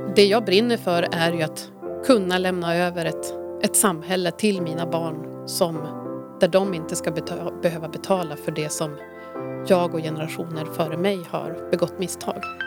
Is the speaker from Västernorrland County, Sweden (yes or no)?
yes; Härnösand, Västernorrland County, Sweden; moved away as an adult; jag är uppvuxen här